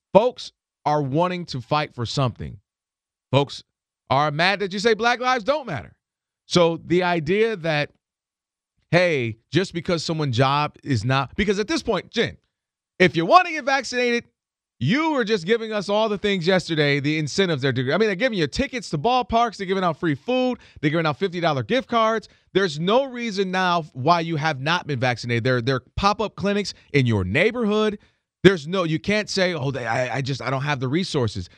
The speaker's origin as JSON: {"language": "English", "town": "Ann Arbor", "region": "Michigan", "country": "United States", "tie": "born or raised there", "moved": "yes", "said": "I'm from, originally from Ann Arbor, Michigan"}